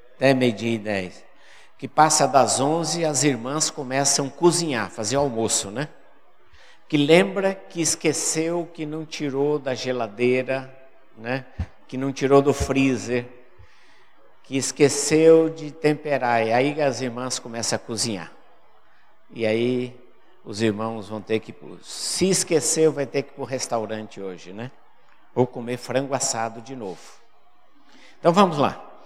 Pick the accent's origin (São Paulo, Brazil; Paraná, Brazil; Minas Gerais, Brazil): Paraná, Brazil; moved away as an adult; also born or lived in Fortaleza, Ceará; Eu sou do Paraná, fui pastor no Paraná